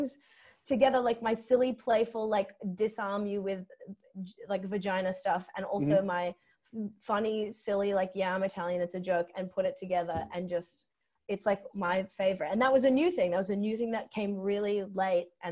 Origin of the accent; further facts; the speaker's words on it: Sydney, New South Wales, Australia; I grew up in Strathfield